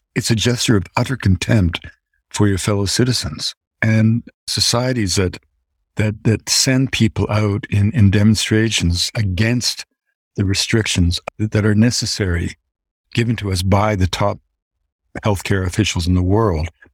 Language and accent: English; Canada; As a Canadian